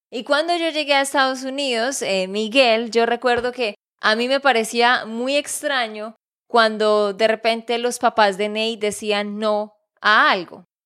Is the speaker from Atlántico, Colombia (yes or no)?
no; Santander, Colombia; de Santander, Colombia.